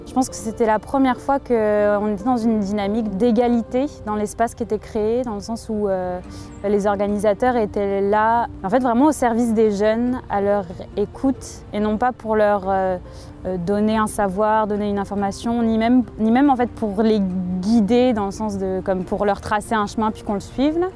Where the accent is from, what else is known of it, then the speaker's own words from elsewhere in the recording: France; moved away as an adult; now in Quebec City, Canada; je suis originaire de France.